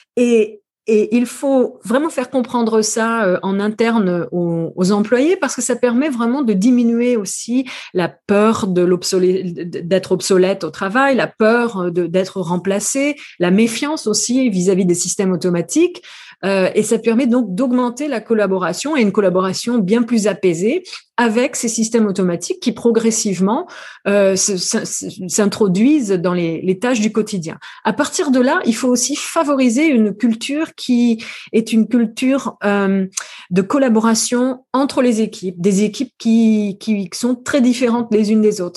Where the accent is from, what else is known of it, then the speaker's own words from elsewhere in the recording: New Caledonia; also born or lived in France; now in San Francisco, United States; Je ne suis pas née en France, je suis originaire de Nouvelle-Calédonie